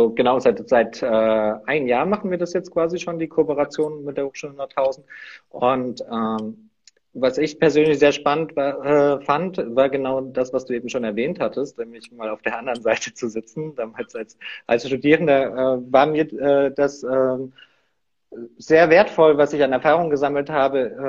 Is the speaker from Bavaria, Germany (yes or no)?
no; Saxony, Germany; Nee, ursprünglich komme ich aus der Nähe von Leipzig.